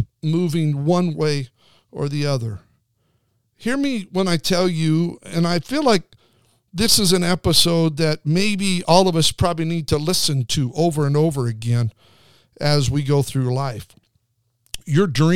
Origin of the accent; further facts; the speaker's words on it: Twin Falls, Idaho, United States; I grew up in Twin Falls, Idaho, outside of Twin Falls, Idaho